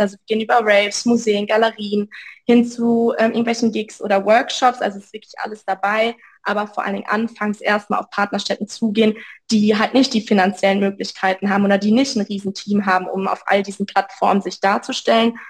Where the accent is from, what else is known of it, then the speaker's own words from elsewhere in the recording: Münster, North Rhine-Westphalia, Germany; moved away as an adult; ich komme ursprünglich aus Münster, habe da mein Abi 2020 gemacht